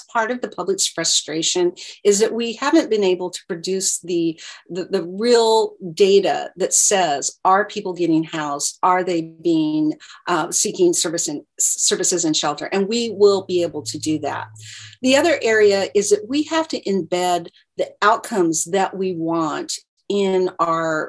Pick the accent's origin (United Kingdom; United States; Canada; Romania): United States; Gresham, Oregon; I grew up in the Rockwood neighborhood of Gresham